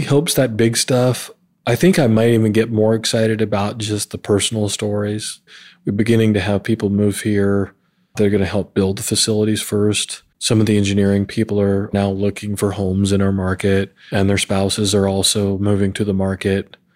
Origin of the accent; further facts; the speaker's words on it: Montana, United States; also born or lived in Georgia / South Carolina / New Mexico / North Carolina; now in Columbus, United States; I'm originally from Montana, so I'm a proud, rare Montana native, and I always call that home. But I've lived in Georgia and South Carolina, New Mexico, North Carolina, and now here in Ohio.